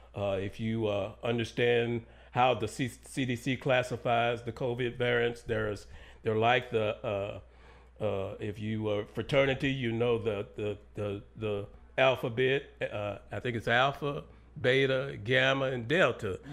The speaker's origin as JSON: {"language": "English", "town": "Hope", "region": "Arkansas", "country": "United States", "tie": "born or raised there", "said": "Hope, Arkansas, my hometown"}